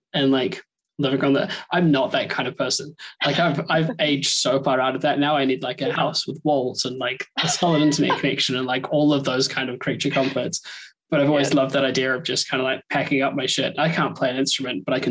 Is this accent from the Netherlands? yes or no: no; New Zealand; now in United Kingdom; I'm a Kiwi